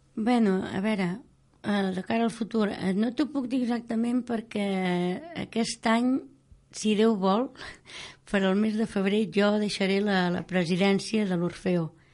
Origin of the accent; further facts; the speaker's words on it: Martorelles, Catalonia, Spain; al meu poble on jo vivia, abans de casar-me, a Martorelles